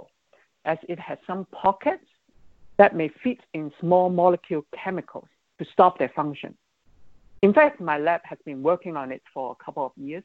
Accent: Hong Kong; moved away; my hometown, Hong Kong

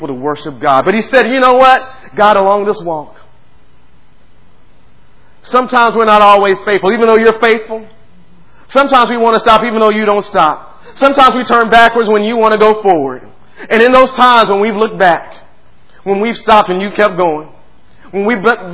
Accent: United States; I was born here in the United States of America

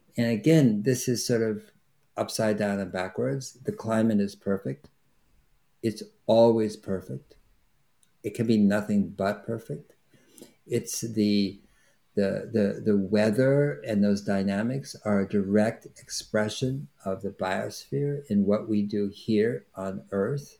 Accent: Berkeley, California, United States; I grew up in Berkeley, California, which is a university town

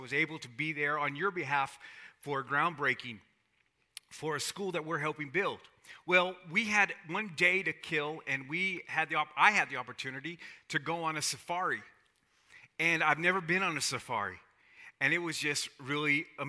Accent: South Texas, United States; I'm from South Texas. I'm Hispanic.

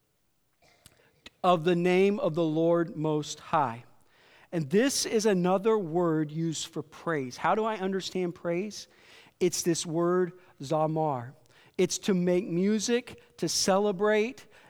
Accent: Iowa, United States; I grew up in Iowa, so there's country music stations in every town

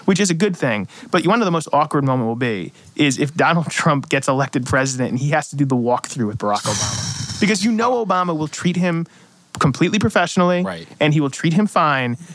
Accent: Ansonia, Connecticut, United States; moved away as an adult; now in Norwalk, United States; I love Ansonia. It's my hometown

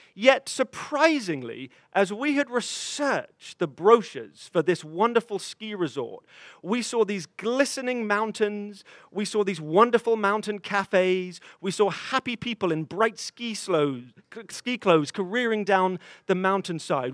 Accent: England, United Kingdom; moved away; a 14 year old boy um, in growing up in England

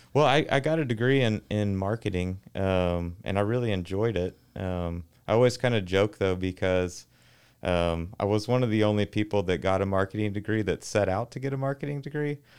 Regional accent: Arlington, Texas, United States; I grew up in Arlington, Texas, uh, home of Metroflex Gym

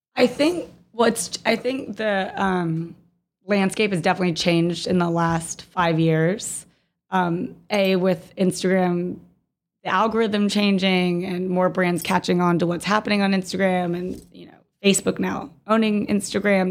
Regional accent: Jacksonville, Florida, United States; I'm originally from Jacksonville, Florida

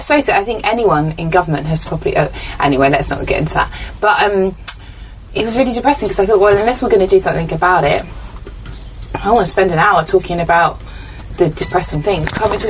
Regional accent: England, United Kingdom; I had to do an audition in England, where I'm from, in an American accent

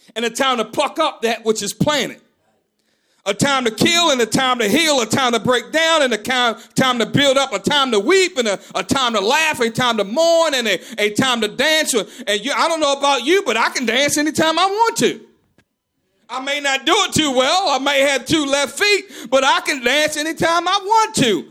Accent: Maryland, United States; I'm from Maryland

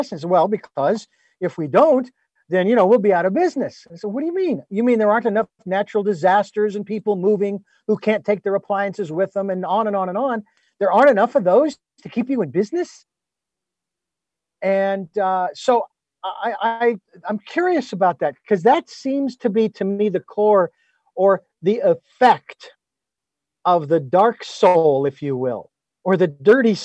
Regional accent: United States; I'm an American and I live in America

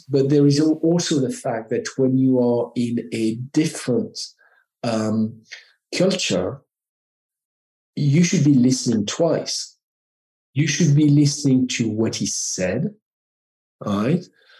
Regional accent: France; accent: French; English is a second language; now in United States; Because I am French, I have an accent

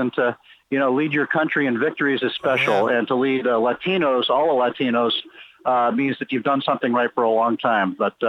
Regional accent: New England, United States; moved away as an adult; now in Cooperstown, United States; I grew up in New England

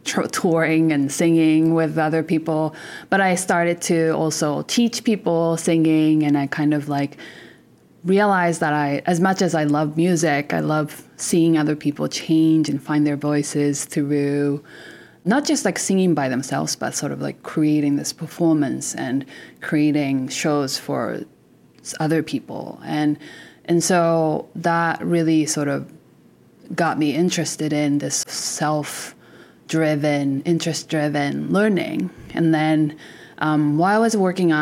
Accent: Japan; now in Canada; I'm originally from Japan

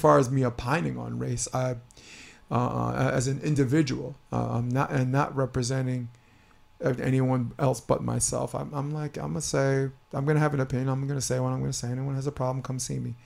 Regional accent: California, United States; as a Californian

